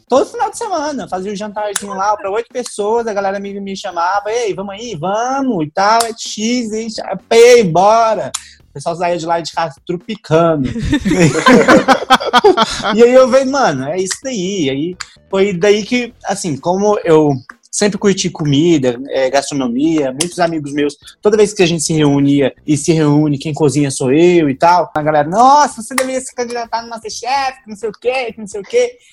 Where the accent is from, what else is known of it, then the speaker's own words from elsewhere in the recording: Luziânia, Goiás, Brazil; moved away; also born or lived in Pará / Toronto, Canada; Cresci em Lusiânia, Goiás. Sou, me considero mais goiano do pé rachado do que paraense